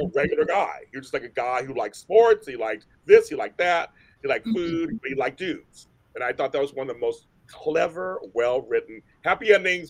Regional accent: Pittsburgh, Pennsylvania, United States; moved away; also born or lived in San Francisco; I'm from Pittsburgh

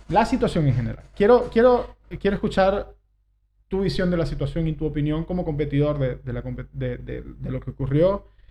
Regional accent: Argentina; born or raised there; now in Uruguay

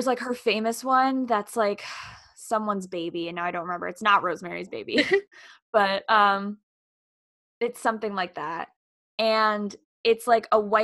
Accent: New York, United States; I'm from New York

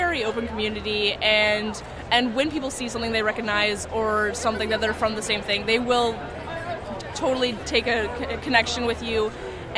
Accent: Canada; I'm Canadian

